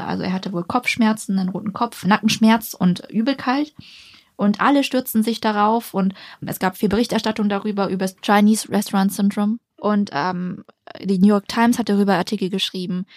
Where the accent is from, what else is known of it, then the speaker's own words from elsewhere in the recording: Ulm, Baden-Württemberg, Germany; moved away; wenn man jetzt zum Beispiel nach Ulm geht, wo ich herkomme